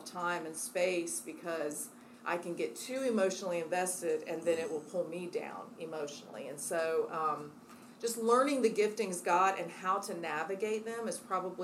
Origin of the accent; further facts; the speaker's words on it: Midwest, United States; now in Charlotte, United States; I'm a Midwesterner